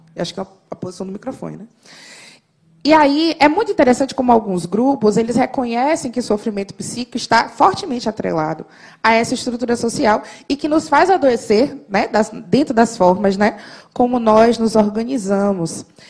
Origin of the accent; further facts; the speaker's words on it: Salvador, Bahia, Brazil; Eu sou soteropolitana, faço muito orgulho disso